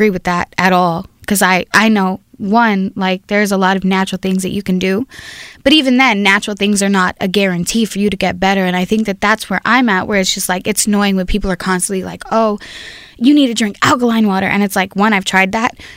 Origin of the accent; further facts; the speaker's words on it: Compton, California, United States; now in Long Beach, United States; born and raised in Compton.